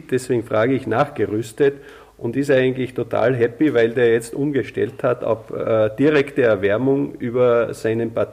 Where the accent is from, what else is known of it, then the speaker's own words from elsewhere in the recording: Austria; ich sage jetzt einmal, eine Ölheizung noch drin habe, mit Solarthermie betrieben, wie das sehr oft bei uns in Österreich zumindest der Fall ist